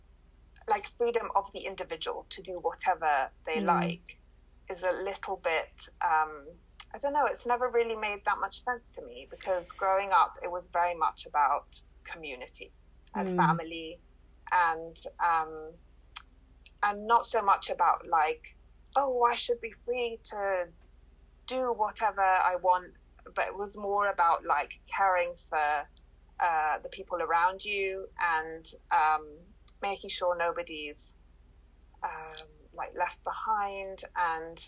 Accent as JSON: {"language": "English", "country": "Italy", "moved": "yes", "lives_now": "Dubai, United Arab Emirates", "said": "I've never really lived there, and I am Italian, so I consider myself Italian"}